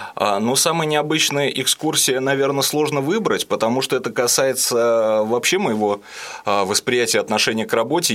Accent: Ulyanovsk, Ulyanovsk Oblast, Russia; мы с родителями из Дальнего Засвияжа переехали в самый центр, я живу на Гончарова

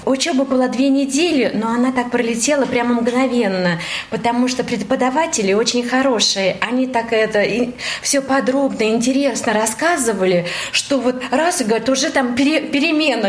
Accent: Kimry, Tver Oblast, Russia; я из Тверского региона, город Кимры

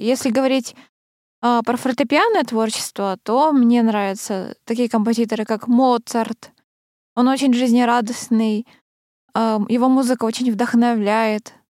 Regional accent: Krasnoyarsk, Krasnoyarsk Krai, Russia; moved away; я же раньше э, в детстве училась в Красноярской школе сначала

